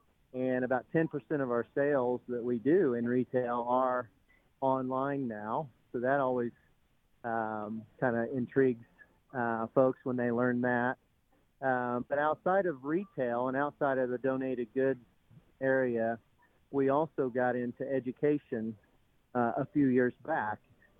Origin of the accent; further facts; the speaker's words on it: Indiana, United States; my home state